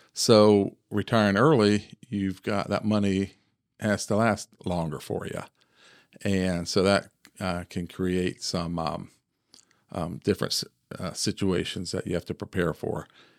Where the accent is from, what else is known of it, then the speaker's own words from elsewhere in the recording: Ohio, United States; I grew up here in Central Ohio, graduated from Heath High School.